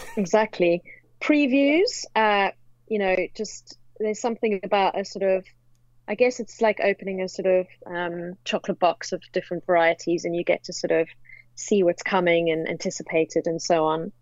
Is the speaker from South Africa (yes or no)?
yes; South Africa; moved away as an adult; now in London, United Kingdom; I hail from South Africa.